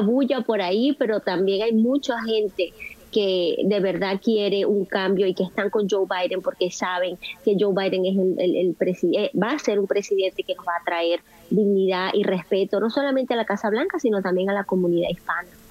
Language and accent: Spanish; Venezuela; now in United States; nosotros los venezolanos dejamos en nuestro país